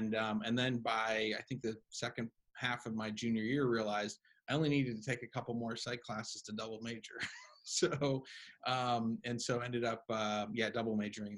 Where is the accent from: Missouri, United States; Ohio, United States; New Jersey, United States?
Ohio, United States; Cleveland; That's right. Yeah, I'm a Cleveland kid. Those are all my sports teams. I got a lot of family back there. Both my parents are from there. So yeah, that's still my hometown.